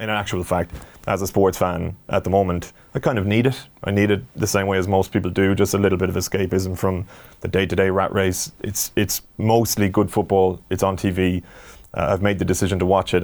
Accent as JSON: {"language": "English", "country": "Ireland", "said": "as an Irish sports fan"}